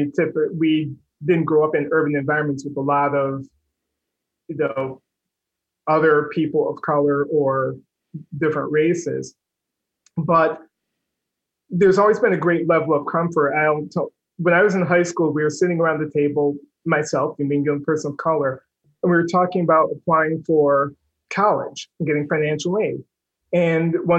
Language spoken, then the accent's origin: English; Oneida, New York, United States; moved away; also born or lived in Philadelphia; A town called Oneida. It's right in the center, geographical center of New York State.